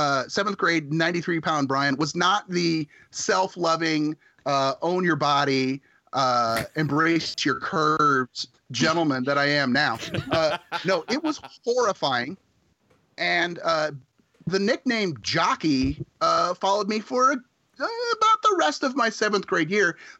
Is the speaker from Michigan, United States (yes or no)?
no; south central Nebraska, United States; We are in small town in south central Nebraska. My high school graduating class was like 41 people